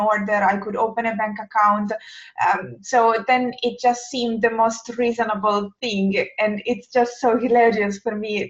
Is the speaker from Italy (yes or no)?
yes; Italy; English is a second language; moved away as an adult; now in Helsinki, Finland; as you probably may guess from my accent, I'm not native English speaker, and in fact, I'm Italian, but I don't live in Italy.